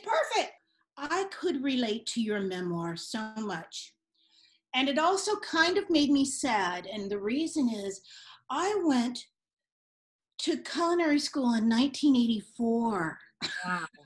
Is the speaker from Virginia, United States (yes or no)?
no; San Francisco, California, United States; also born or lived in Marin; I grew up in San Francisco